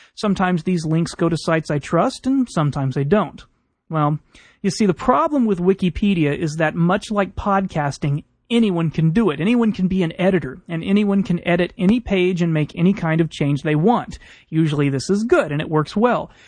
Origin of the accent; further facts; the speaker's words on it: Houston, Texas, United States; growing up in Houston